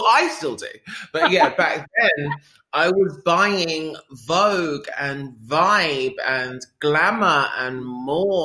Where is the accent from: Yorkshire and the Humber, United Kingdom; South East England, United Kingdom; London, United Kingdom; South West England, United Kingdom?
London, United Kingdom; I grew up in North London